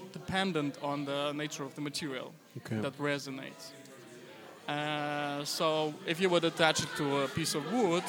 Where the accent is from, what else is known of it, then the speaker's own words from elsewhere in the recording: Moscow, Russia; now in Vienna, Austria; I'm not Austrian. I'm actually Russian. I was born in Moscow.